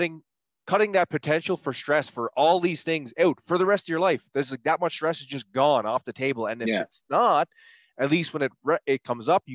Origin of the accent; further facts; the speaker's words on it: Prince Edward Island, Canada; I'm from, Prince Edward Island